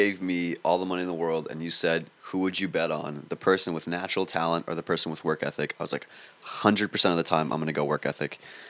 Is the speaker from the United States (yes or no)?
yes; Queens, New York, United States; also born or lived in Long Island; I was born in Queens. Then nice. My parents got money after 25 years of saving money. We used to live in a one bedroom in Queens, and then we one day just moved to a house in Long Island